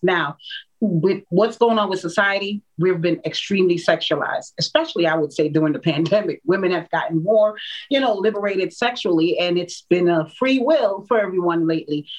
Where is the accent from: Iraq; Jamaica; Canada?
Jamaica; I'm a Jamaican woman